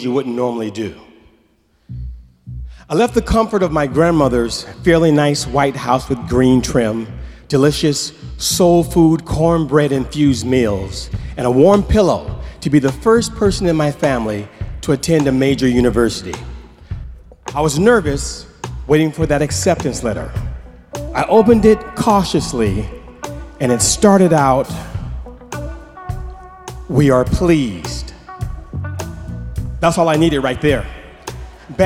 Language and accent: English; Oakland, California, United States; moved away as an adult; I'm from the San Francisco Bay Area